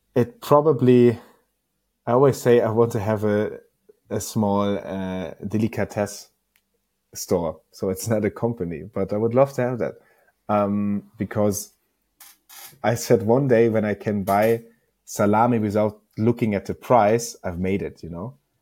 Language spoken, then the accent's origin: English; Northern Germany, Germany; I'm coming from a small, small village in northern Germany